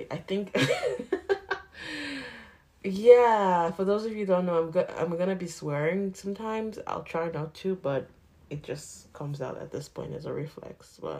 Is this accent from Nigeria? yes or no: yes; Nigeria; now in Canada; So I'm still Nigerian. Like, I don't want to be just Nigerian, you know, but condition and everything. So I'm supposed to be Nigerian Canadian.